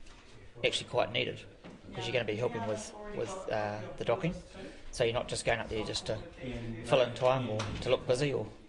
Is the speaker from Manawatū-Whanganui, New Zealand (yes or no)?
yes; Whanganui, Manawatū-Whanganui, New Zealand; I'm from Whanganui.